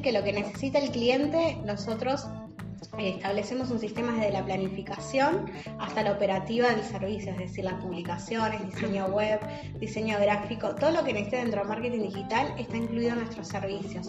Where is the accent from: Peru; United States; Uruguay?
Uruguay; yo que soy uruguaya.